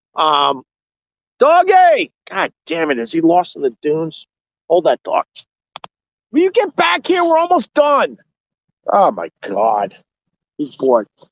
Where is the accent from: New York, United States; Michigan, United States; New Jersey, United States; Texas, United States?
New York, United States; Long Island; now I'm from Long Island. I, I did not know city life that well when me and Anthony uh, moved to New York City